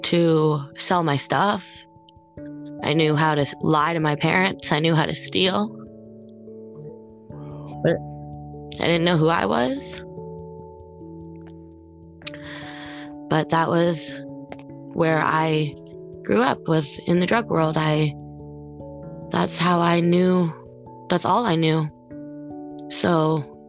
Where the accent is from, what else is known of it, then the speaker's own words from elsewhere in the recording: New Brunswick, Canada; I'm from New Brunswick, Canada